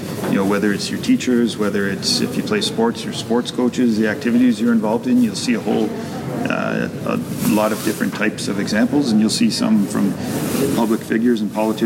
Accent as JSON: {"language": "English", "region": "Ontario", "country": "Canada", "tie": "born or raised there", "said": "I grew up in Ontario, we did grade 13 at the time"}